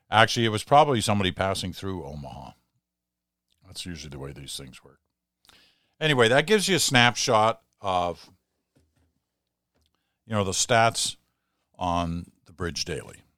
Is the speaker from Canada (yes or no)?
yes; Ottawa, Ontario, Canada; I hopped on my bike and decided to go check out the Black Lives Matter march in my hometown of Ottawa.